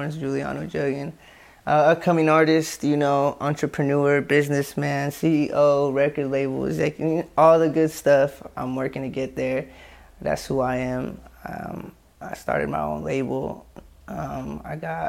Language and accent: English; Tracy, California, United States; Well, I'm from Tracy.